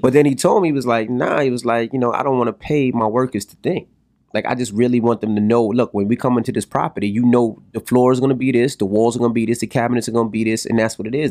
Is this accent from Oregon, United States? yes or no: no; New York City, New York, United States; I'm from Queens